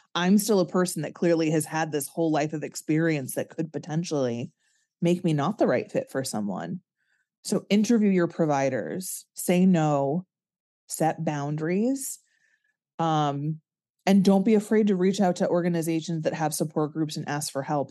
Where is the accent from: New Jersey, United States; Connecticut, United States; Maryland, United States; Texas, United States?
Connecticut, United States; I'm from Connecticut